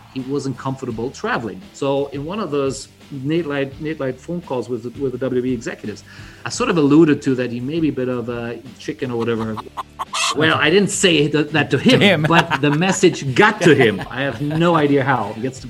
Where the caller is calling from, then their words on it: Bangkok, Thailand; I'm calling in from Bangkok, Thailand.